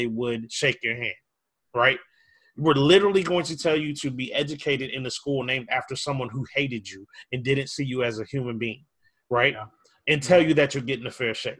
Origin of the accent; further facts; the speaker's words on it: Minneapolis, Minnesota, United States; I grew up in Minneapolis